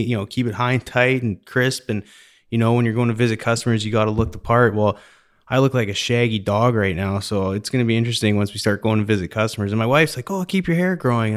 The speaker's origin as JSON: {"language": "English", "country": "Canada", "tie": "born or raised there", "moved": "yes", "lives_now": "Houston, United States", "said": "I grew up in Canada"}